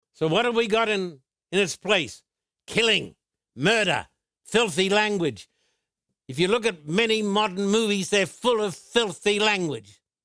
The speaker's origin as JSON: {"language": "English", "country": "Australia", "tie": "born or raised there", "said": "When I was growing up in Australia, I was brought up in a culture that believed the Bible."}